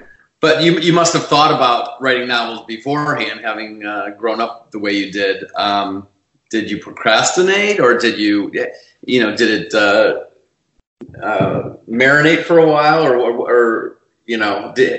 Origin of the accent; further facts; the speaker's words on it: Chicago, Illinois, United States; also born or lived in New York; now in California, United States; I grew up in Chicago, so I know cold.